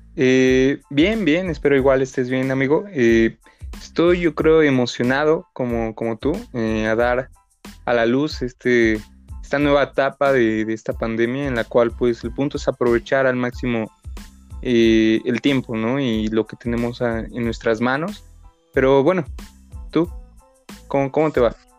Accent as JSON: {"language": "Spanish", "town": "Mexicali", "region": "Baja California", "country": "Mexico", "tie": "born or raised there", "said": "nací aquí en la ciudad, pero viví en Mexicali y ahora pues igual, este, en estos tiempos pues, estoy aquí en Mexicali"}